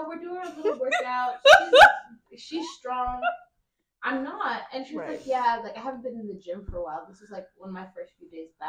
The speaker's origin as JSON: {"language": "English", "region": "Florida", "country": "United States", "said": "We're both from Florida"}